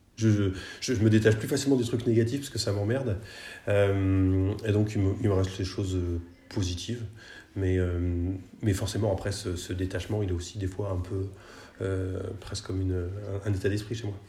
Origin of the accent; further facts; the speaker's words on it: Nantes, Pays de la Loire, France; je suis nantais